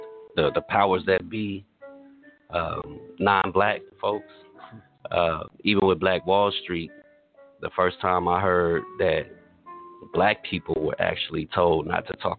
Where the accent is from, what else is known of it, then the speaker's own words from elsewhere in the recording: Tatums, Oklahoma, United States; being from a historically black town, I'm from Tatums, Oklahoma.